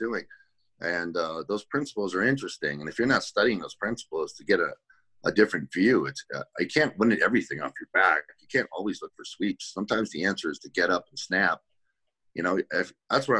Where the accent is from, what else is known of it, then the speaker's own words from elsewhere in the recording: Boston, Massachusetts, United States; I'm an Irish kid. I'm from the Northeast, Boston area